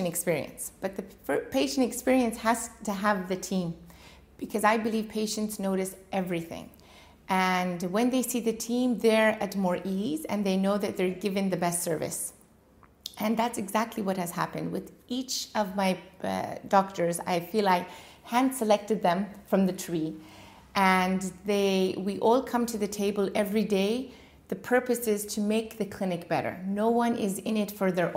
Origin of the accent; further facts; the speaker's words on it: Washington, United States; moved away as an adult; also born or lived in Iran / California; now in Dubai, United Arab Emirates; Originally born in Iran, and when the revolution came, we left for the States, and I grew up in Washington, state of Washington